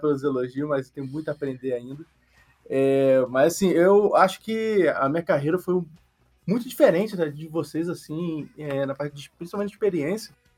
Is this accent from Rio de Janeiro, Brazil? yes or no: yes; Rio de Janeiro, Brazil; Eu nasci e cresci no Rio de Janeiro